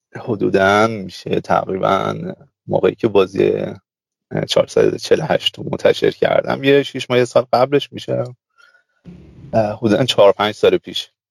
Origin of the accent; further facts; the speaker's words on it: Zahedan, Sistan and Baluchestan, Iran; من متولد زاهدانم